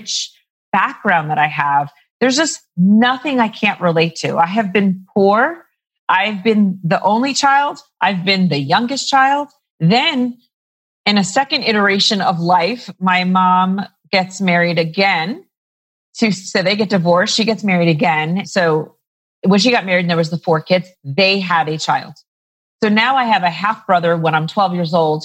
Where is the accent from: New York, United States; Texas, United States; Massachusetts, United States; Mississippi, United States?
New York, United States; moved away as an adult; also born or lived in Harlem / Washington Heights; now in Denver, United States; I'm from New York originally.